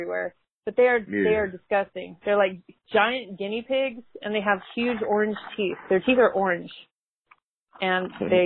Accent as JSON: {"language": "English", "town": "Denver", "region": "Colorado", "country": "United States", "moved": "yes", "lives_now": "Monroe, United States", "said": "I'm from Denver. I moved to Monroe, Louisiana about almost 15 years ago."}